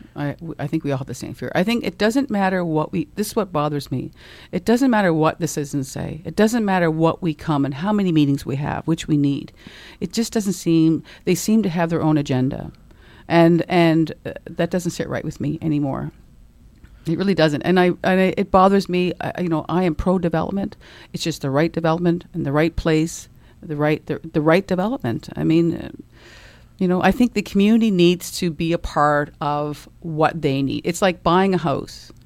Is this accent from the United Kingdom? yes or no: no; Dartmouth, Nova Scotia, Canada; I grew up in Dartmouth and, uh, been here my whole life